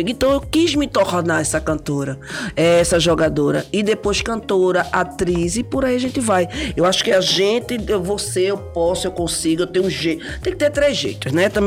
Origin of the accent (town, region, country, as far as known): Recife, Pernambuco, Brazil